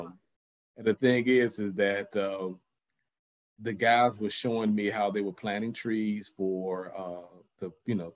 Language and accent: English; United States; as an American